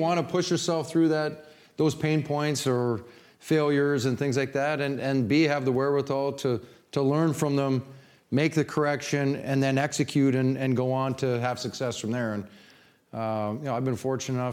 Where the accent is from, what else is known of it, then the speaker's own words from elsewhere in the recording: Canada; moved away as an adult; also born or lived in Hartford; now in St. Louis, United States; coming from nowhere, Canada. If I showed you where my hometown was, you'd go, ooh, man, that's up there.